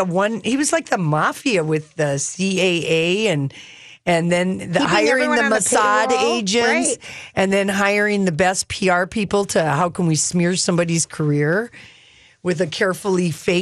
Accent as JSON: {"language": "English", "region": "New York", "country": "United States", "said": "Right. I'm a New Yorker."}